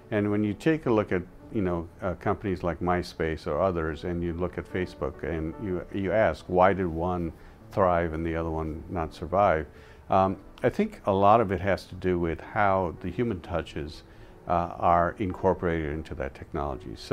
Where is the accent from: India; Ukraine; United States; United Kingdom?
India; as I mentioned, I came from India where there was a lot of person-to-person interaction.